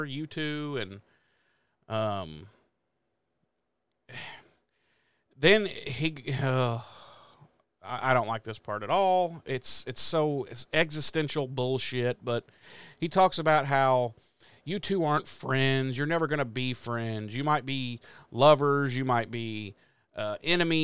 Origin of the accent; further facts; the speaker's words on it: Midwest, United States; I'm a Midwesterner